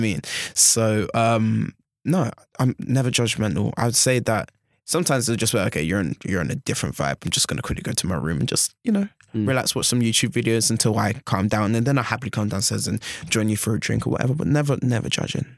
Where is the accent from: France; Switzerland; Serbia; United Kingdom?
United Kingdom; London; moved away as an adult; now in Bath, United Kingdom; I'm from London. I'm a city boy